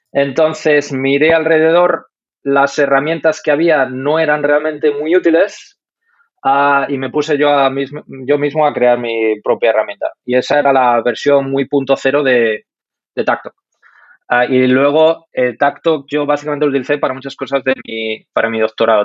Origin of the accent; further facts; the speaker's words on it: Madrid, Community of Madrid, Spain; moved away as an adult; also born or lived in Denmark; now in Munich, Germany; yo soy de Madrid